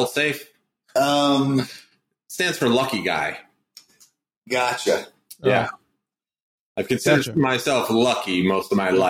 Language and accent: English; New Fairfield, Connecticut, United States; moved away; I grew up in New Fairfield, Connecticut. The great Yankeeville.